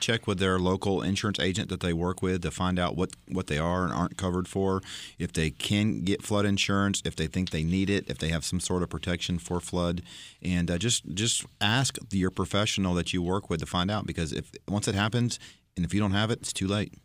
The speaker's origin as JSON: {"language": "English", "region": "Florida", "country": "United States", "tie": "born or raised there", "said": "I grew up in Florida"}